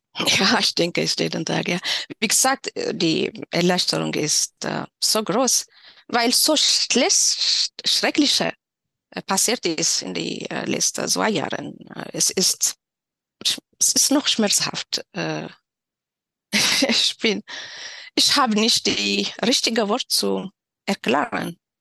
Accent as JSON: {"language": "German", "region": "Tigray", "country": "Ethiopia", "tie": "born or raised there", "also_born_or_lived": "Shire", "second_language": "German", "moved": "as an adult", "lives_now": "Erlangen, Germany", "said": "Ich bin in Tigray aufgewachsen."}